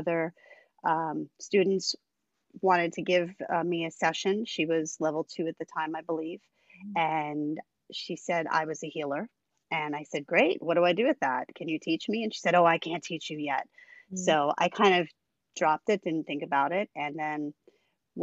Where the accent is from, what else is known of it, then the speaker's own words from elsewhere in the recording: Long Island, New York, United States; also born or lived in Brooklyn, New York; now in Catskills, United States; I'm from New York State. I am from Long Island originally, lived in Brooklyn for many, many years, and I am currently housed in the Catskills.